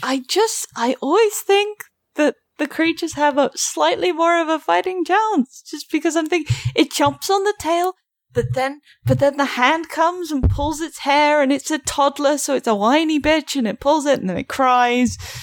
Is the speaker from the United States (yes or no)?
no; United Kingdom; accent: British; I've got a British accent